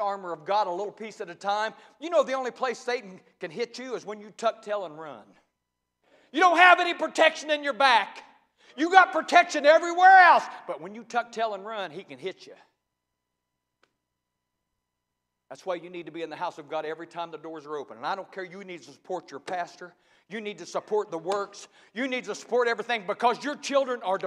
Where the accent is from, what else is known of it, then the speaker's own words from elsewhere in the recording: Ohio, United States; I was raised in Ohio. I'm a Buckeye